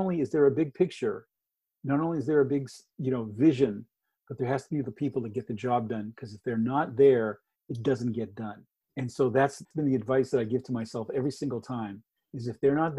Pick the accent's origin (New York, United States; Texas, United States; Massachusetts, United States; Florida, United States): Massachusetts, United States; Boston; also born or lived in Istanbul, Turkey; I was born in right outside of Istanbul, Turkey. And there was a bridge there. Then my mom and dad, my mother was Greek Bostonian, so we moved to Boston, and there was a great bridge there that I would see.